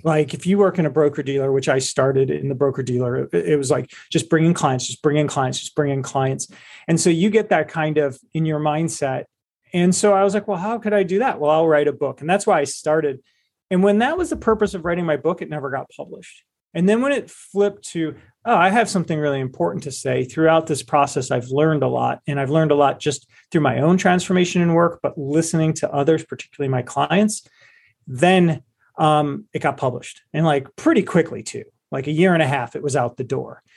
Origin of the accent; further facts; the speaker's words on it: Cleveland, Ohio, United States; I was from Cleveland, I am from Cleveland, Ohio. We gr, you know, and we grew up in a family